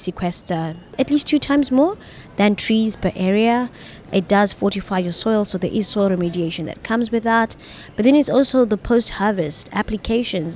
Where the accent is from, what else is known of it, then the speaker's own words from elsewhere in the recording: Zimbabwe; I'm from Zimbabwe.